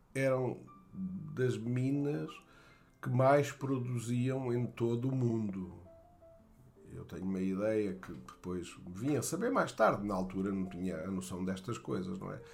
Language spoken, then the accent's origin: Portuguese; Barroca Grande, Centro, Portugal; also born or lived in Atalaia / Fundão; o que eu lembro mais da minha infância na Barroca Grande era era o futebol